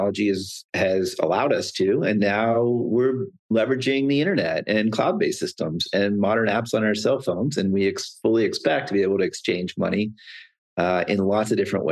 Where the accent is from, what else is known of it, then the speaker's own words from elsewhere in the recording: Pennsylvania, United States; I'm from Pennsylvania